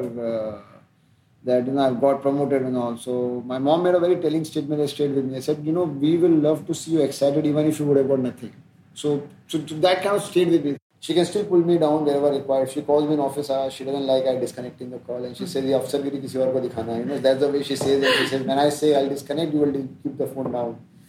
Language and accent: English; outside Ujjain, Madhya Pradesh, India; born or raised there